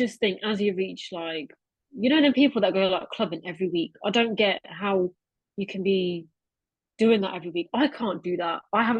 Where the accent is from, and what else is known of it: Northampton, East Midlands, United Kingdom; moved away as an adult; also born or lived in Birmingham